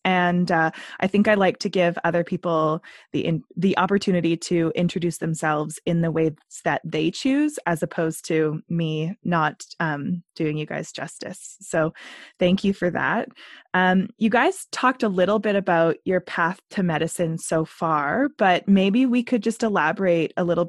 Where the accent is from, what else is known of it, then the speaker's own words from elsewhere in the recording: Ashcroft, British Columbia, Canada; I was born and raised in Ashcroft, which is kind of on the border of these two nations.